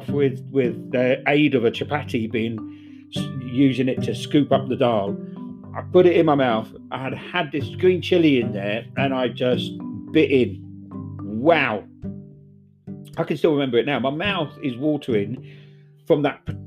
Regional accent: England, United Kingdom; I was from down south.

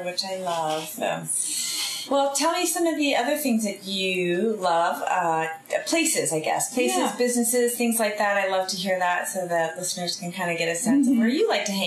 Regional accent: Bay Area, California, United States; now in Southern Oregon, United States; I'm from the Bay Area

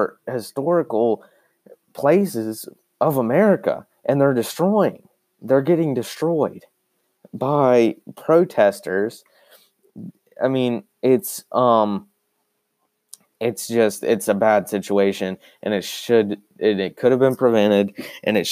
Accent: United States

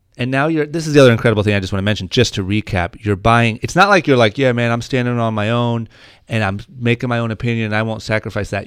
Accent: Ohio, United States; now in Los Angeles, United States; when I was growing up in Ohio

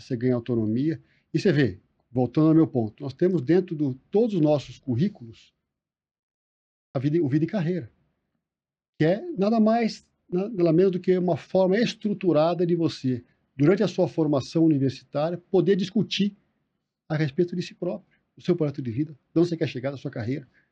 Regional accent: Brazil; somos todos brasileiros

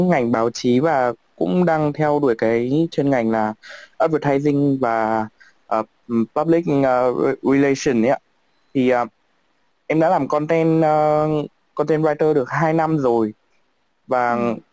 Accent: Hanoi, Vietnam; thì em xin chào mọi người thì em à, đến từ Hà Nội

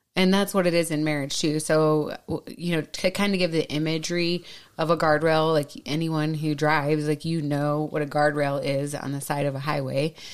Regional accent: Minnesota, United States; accent: Minnesota; moved away; my Minnesota accent comes right back out

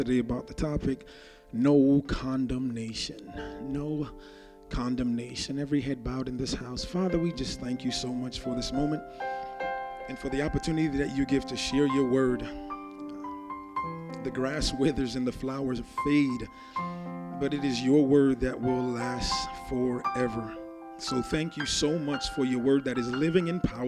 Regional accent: Jamaica; I grew up in Jamaica

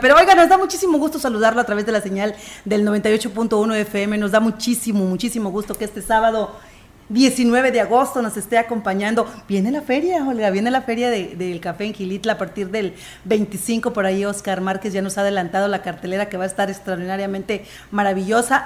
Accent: San Luis Potosí, Mexico; como buenos potosinos nos lo sabemos en, aquí en la región huasteca

